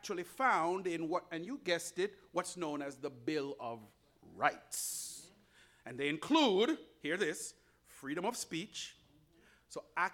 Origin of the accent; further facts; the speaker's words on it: Jamaica; now in United States; I was born outside of the United States in a beautiful country called Jamaica